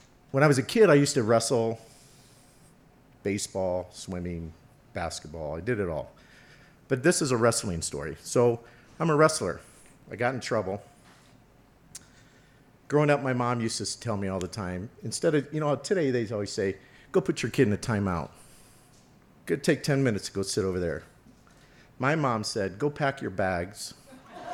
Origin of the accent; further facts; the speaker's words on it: Omaha, Nebraska, United States; I grew up in Omaha, which is 10 miles from Boys Town